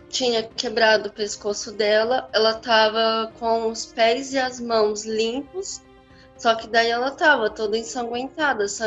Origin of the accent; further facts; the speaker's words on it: Maringá, Paraná, Brazil; sou daqui de Maringá.